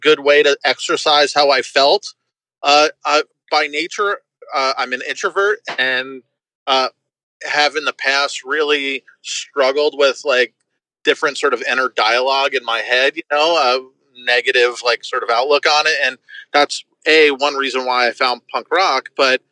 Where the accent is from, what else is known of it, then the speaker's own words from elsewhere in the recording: Woodbridge, New Jersey, United States; now in Gainesville, United States; I didn't grow up in Gainesville. I grew up in Woodbridge, New Jersey